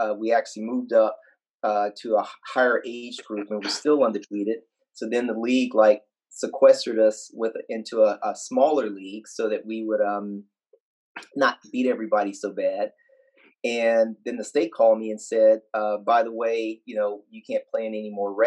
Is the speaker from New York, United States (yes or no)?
no; West Texas, United States; growing up in West Texas, there was I grew up 20 miles away from Friday Night